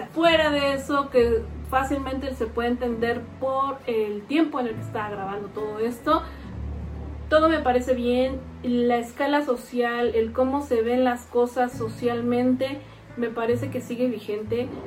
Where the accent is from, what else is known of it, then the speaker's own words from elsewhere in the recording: Mexico; seguimos con los mismos vicios como sociedad mexicana.